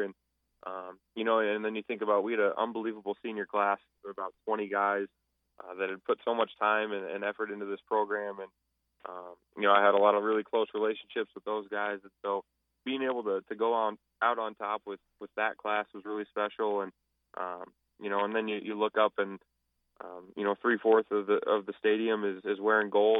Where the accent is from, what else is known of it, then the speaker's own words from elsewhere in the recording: Omaha, Nebraska, United States; moved away as an adult; now in Fargo, United States; born and raised in Omaha